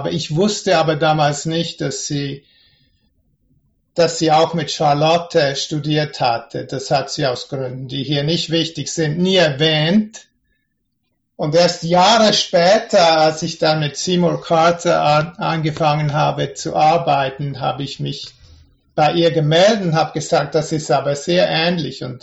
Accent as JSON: {"language": "German", "country": "Switzerland", "said": "Ich bin ja ursprünglich aus der Schweiz."}